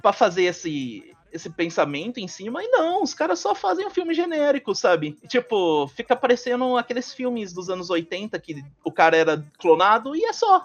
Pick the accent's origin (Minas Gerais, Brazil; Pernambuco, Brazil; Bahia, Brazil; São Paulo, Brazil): Minas Gerais, Brazil; moved away; eu vim de uma cidade minúscula, sabe? Minúscula mesmo. É, sou mineiro